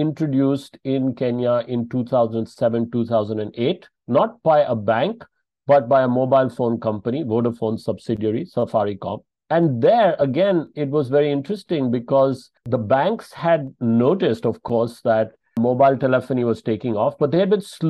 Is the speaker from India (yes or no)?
yes; Bangalore, Karnataka, India; from Bangalore in South India, my hometown